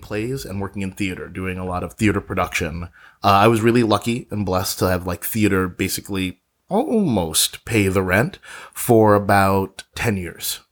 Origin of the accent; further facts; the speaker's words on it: New York City, New York, United States; moved away as an adult; now in Los Angeles, United States; I'm a native New Yorker. I was born there, born in Brooklyn, and I lived in New York or in and around New York exclusively for the majority of my life.